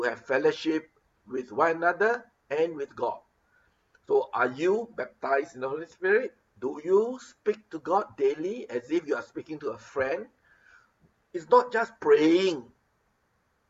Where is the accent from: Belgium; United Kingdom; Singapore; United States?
Singapore; now in Philippines; Being a Singaporean